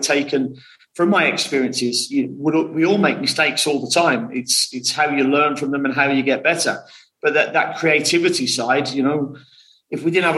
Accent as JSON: {"language": "English", "town": "West Bromwich", "region": "West Midlands", "country": "United Kingdom", "tie": "born or raised there", "said": "Only born in West Bromwich"}